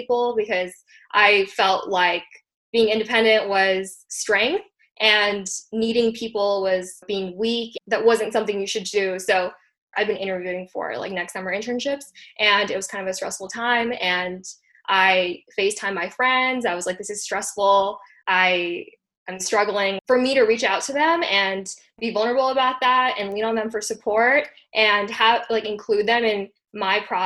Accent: Hawaii, United States; also born or lived in India; my family and I immigrated from India when I was 5 years old. So we were first generation immigrants in Hawaii

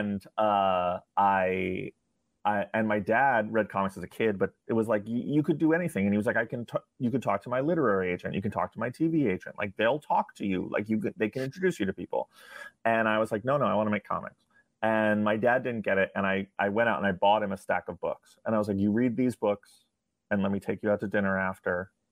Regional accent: New York, United States; I, I grew up in New York

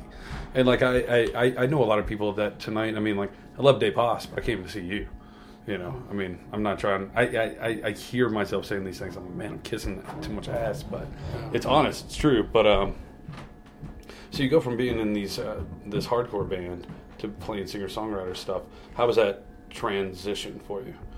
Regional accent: Louisiana, United States; I'm from Louisiana, you know, South USA

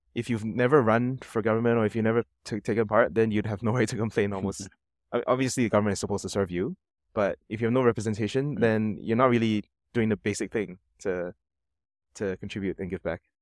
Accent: Singapore; I'm from Singapore.

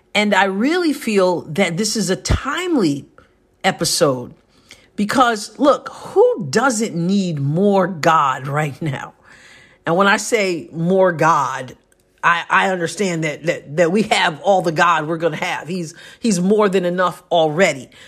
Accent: New York, United States; moved away as an adult; now in Southeast Missouri, United States; I'm a New Yorker, born and raised.

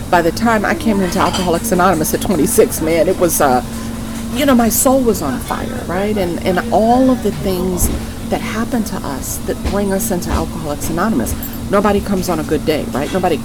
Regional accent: New York, United States; I am a New Yorker, born and raised in New York

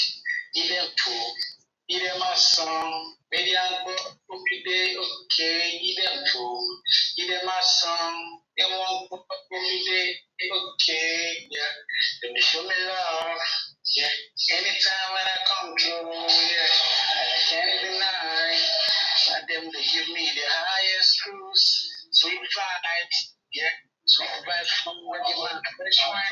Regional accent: Cross River, Nigeria; I'm from Crossroads

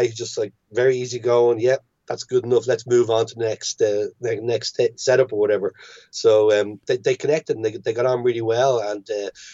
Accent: Ireland; growing up in Catholic Ireland

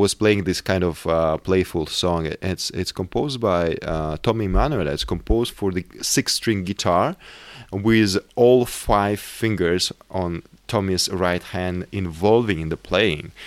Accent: South Urals, Russia; moved away; also born or lived in Moscow, Russia; I grew up in South Urals

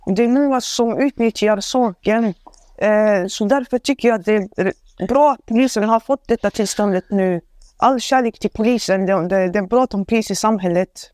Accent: Sweden; jag är född och uppvuxen i Sverige

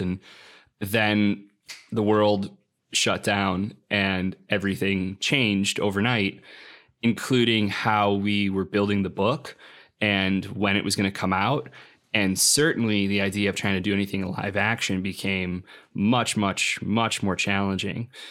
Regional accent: Lockport, Illinois, United States; moved away; also born or lived in Chicago; I went back to my hometown in Lockport

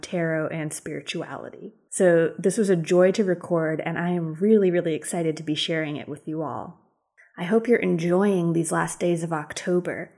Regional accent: Western Massachusetts, United States; now in Durham, United States

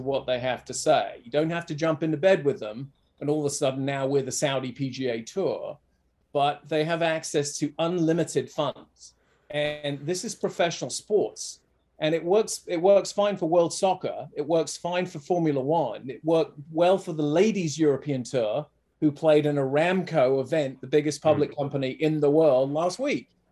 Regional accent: England, United Kingdom; I don't know if you can tell, but I'm from England.

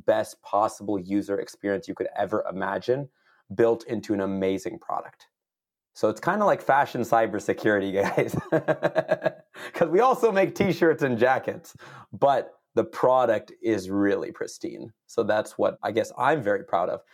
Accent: San Jose, California, United States; I'm born and raised in the Bay Area, so, uh, east side of San Jose

